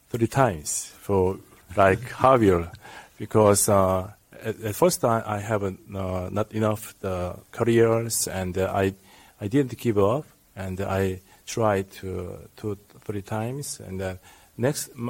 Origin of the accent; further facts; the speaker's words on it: South Korea; from Korea. Uh, I worked in the Sanggye Paik Hospital in Seoul.